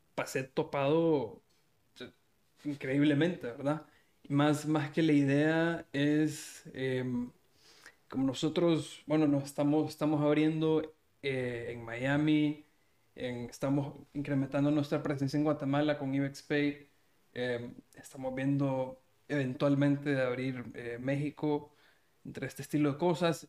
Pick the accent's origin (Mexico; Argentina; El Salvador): El Salvador; yo soy salvadoreño también